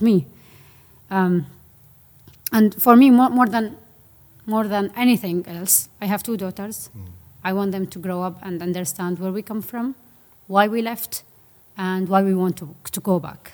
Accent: Syria; moved away; also born or lived in Aleppo; I'm from Syria

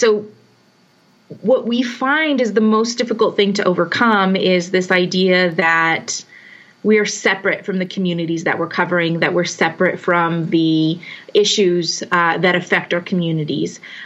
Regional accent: Carlsbad, New Mexico, United States; the Current Argus, which is my hometown newspaper. I love the idea of being able to serve the community that I grew up

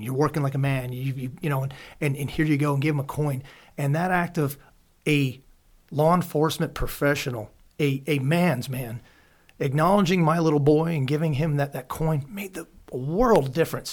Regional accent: Pennsylvania, United States; I grew up here in Pennsylvania going to gun shows

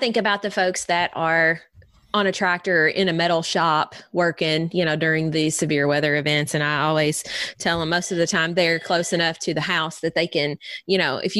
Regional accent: Breckinridge County, Kentucky, United States; I grew up a lot in the Breckenridge County along the river.

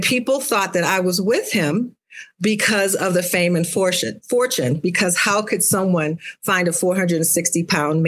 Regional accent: Akron, Ohio, United States; I'm from Akron, Ohio, home of LeBron James

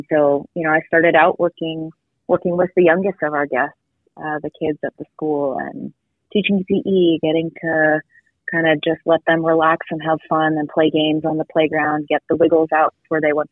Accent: Boston, Massachusetts, United States; moved away as an adult; I'm originally from the Boston area

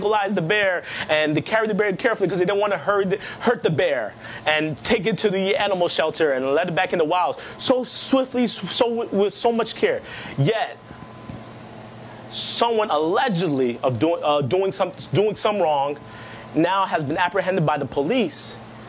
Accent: Nigeria; Before I am Nigerian, before I am black, I am a Christian

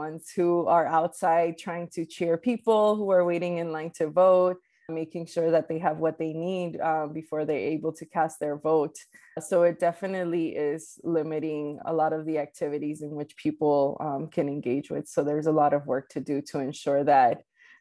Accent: New York City, New York, United States; English is a second language; also born or lived in Colombia; I was born in Colombia and I grew up undocumented in Queens and New York City

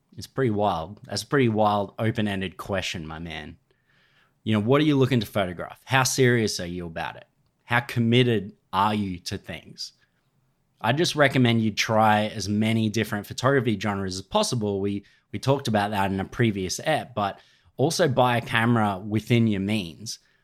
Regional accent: Australia; I'm Australian.

